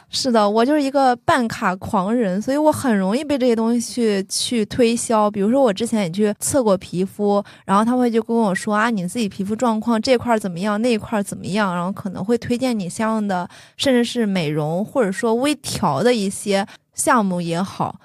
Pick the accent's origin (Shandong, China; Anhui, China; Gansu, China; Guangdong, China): Shandong, China; 大家都知道我山东人，然后我爸爸也是那种很传统的山东男性，他其实不太能接受我特别夸张的发色和夸张的服饰